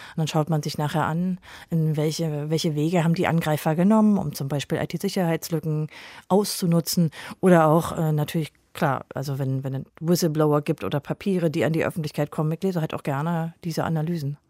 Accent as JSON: {"language": "German", "region": "East Germany", "country": "Germany", "tie": "born or raised there", "said": "Insofern habe ich auch ein relativ politikfreies Leben in der DDR leben können."}